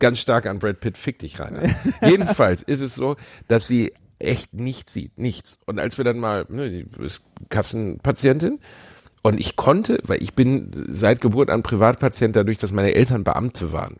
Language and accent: German; Cologne, North Rhine-Westphalia, Germany; in meiner Heimatstadt